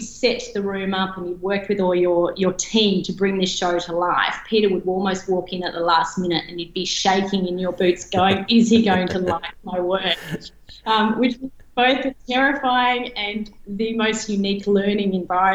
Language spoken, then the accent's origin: English; Albury, New South Wales, Australia; So I grew up in Albury. Some may call that Albury Wodonga, but I was definitely on the Albury side of the river. I grew up on a farm